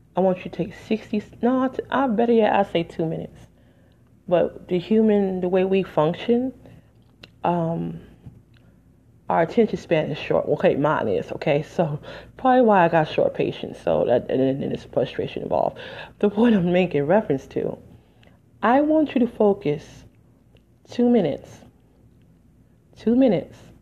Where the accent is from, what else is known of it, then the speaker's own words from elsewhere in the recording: United States; I'm just an American